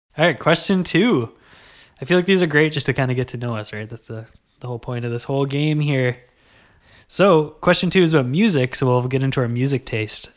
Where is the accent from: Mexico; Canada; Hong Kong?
Canada; Kingston, Ontario; I gotta rep Kingston a little bit.